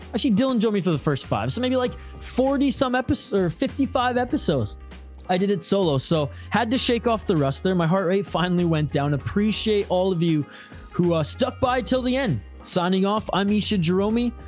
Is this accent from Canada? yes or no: yes; Western Canada, Canada; I grew up in Western Canada